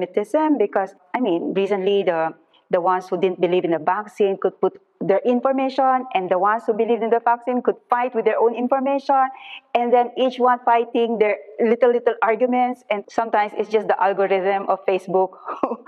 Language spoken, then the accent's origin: English; Philippines; as a Filipino